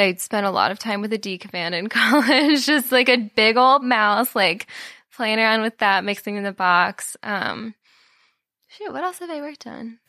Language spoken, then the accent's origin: English; Florida, United States; also born or lived in Minnesota; now in Austin, United States; I'm from Florida